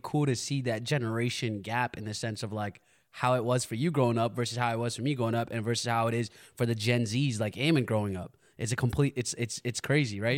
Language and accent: English; United States; I grew up in America